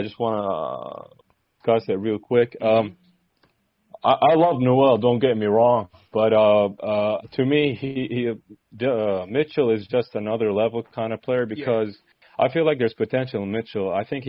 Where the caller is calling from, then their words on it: Saudi Arabia; Saudi Arabia.